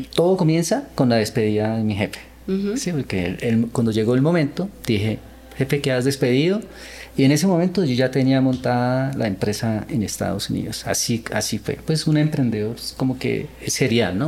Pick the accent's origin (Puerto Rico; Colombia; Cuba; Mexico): Colombia; also born or lived in Seoul, South Korea; Nací en Corea, pero viví, eh, vine cuando era niño a Colombia a, a vivir la cultura latina. Y bueno, así crecí